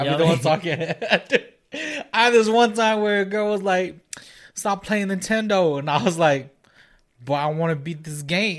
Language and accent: English; Minneapolis, Minnesota, United States; I'm from Minneapolis.